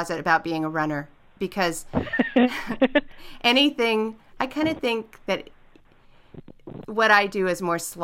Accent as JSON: {"language": "English", "region": "Southern California", "country": "United States", "moved": "as an adult", "lives_now": "Portland, United States", "said": "I'm actually from Southern California, moved to Portland about 20 something years ago"}